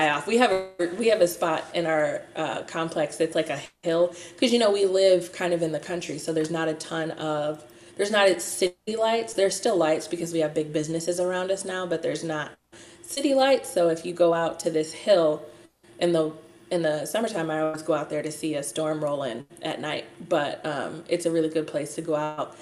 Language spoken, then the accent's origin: English; Cleveland, Ohio, United States; also born or lived in Toledo; I grew up in Cleveland, surrounded by city lights